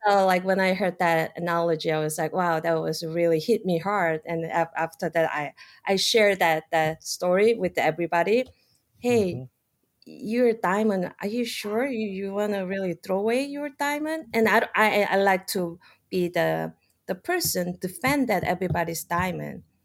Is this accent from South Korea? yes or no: yes; South Korea; moved away as an adult; now in United States; I'm like originally from South Korea, I pretty much done with the college education, study biology, and then just one day, you know, it's a time to take an adventure. And so I came here